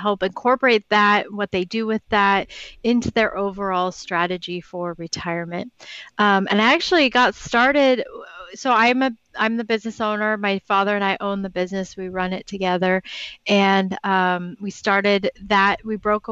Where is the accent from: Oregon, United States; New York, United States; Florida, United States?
Oregon, United States; Portland; I'm from Portland, Oregon, grew up here